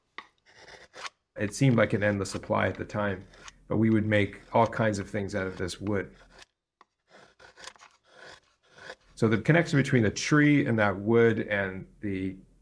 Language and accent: English; near Toronto, Ontario, Canada; I grew up in Canada, near the largest city in Canada, Toronto